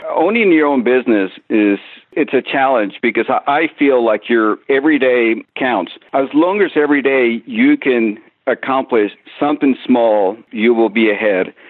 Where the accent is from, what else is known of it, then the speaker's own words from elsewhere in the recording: Mexico; I grew up in Mexico